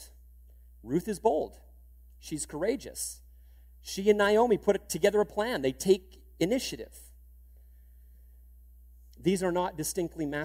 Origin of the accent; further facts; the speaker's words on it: Canada; being Canadian